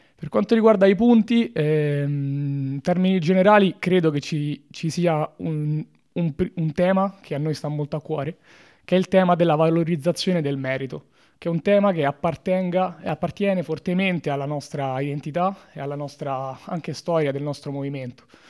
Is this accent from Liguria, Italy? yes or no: no; Latina, Lazio, Italy; moved away as an adult; now in Trento, Italy; vengo da Latina, ridente eh, località spesso all'ombra